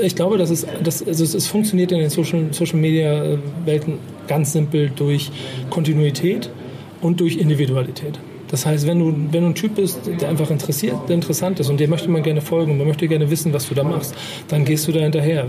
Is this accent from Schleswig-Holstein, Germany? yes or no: no; Hamburg, Germany; ich bin Hamburger